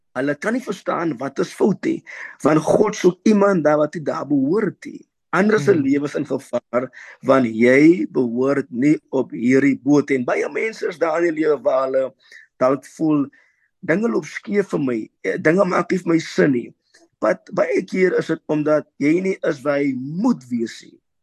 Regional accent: Worcester, Western Cape, South Africa; Ek is gebore in Woester

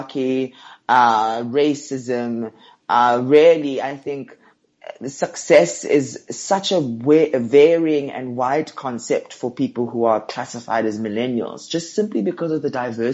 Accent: Johannesburg, Gauteng, South Africa; I'm from Johannesburg. I grew up in a mixture of townships and suburbs

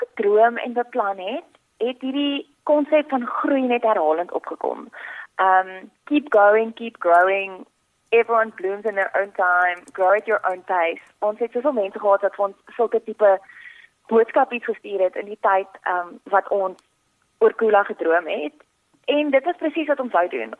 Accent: Port Elizabeth, Eastern Cape, South Africa; moved away as an adult; also born or lived in Pretoria / Stellenbosch; ek het hierdie voorreg gehad om in Port Elizabeth groot te word

